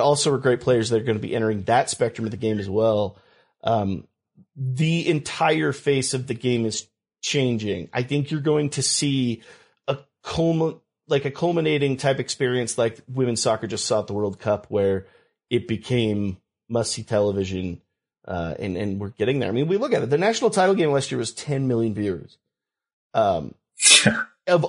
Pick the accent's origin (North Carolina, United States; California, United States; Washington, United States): California, United States; I grew up in California.